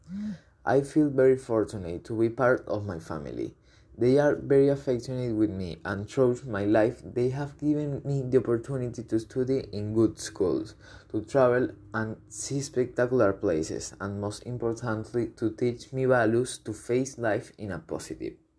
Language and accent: English; Caracas, Capital District, Venezuela; I was born in Caracas on September 4, 2006. I live in Los Naranjos urbanization, in a building that has a beautiful view of the entire city of Caracas